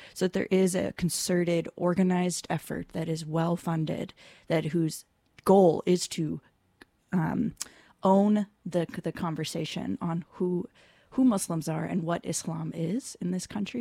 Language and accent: English; California, United States; I grew up in California, uh, Southern California and then Northern California